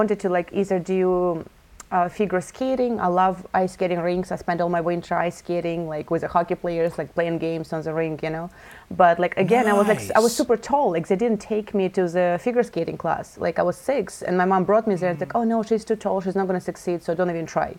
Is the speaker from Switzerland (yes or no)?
no; Russia; moved away; I live in a small town in Russia